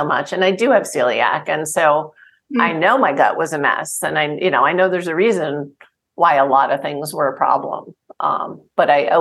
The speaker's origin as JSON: {"language": "English", "region": "New Jersey", "country": "United States", "tie": "born or raised there", "said": "I grew up in New Jersey"}